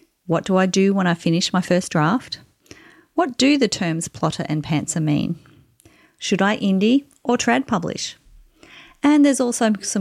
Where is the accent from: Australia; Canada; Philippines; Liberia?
Australia; I'm an Australian author of contemporary women's fiction